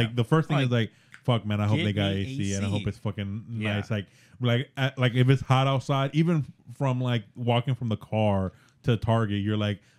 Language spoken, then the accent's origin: English; Miami, Florida, United States; also born or lived in Tampa, Florida; now in Orlando, United States; I'm from Miami.